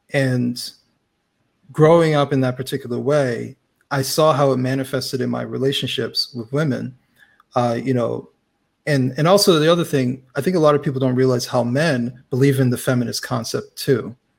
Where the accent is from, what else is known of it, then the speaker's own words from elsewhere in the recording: United States; well, I say American because I'm American